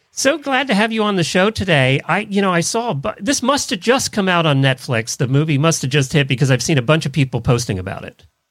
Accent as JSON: {"language": "English", "town": "Intercourse", "region": "Pennsylvania", "country": "United States", "tie": "born or raised there", "moved": "yes", "said": "You knew I grew up in Lancaster County, Pennsylvania. Well, we lived right out of Intercourse, Pennsylvania."}